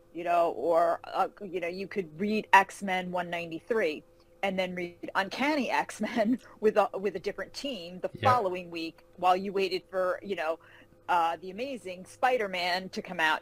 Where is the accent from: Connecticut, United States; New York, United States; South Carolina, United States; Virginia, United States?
New York, United States; Carmel; moved away as an adult; now in Charlotte, United States; I grew up uh, in Carmel, New York, a little town outside of Manhattan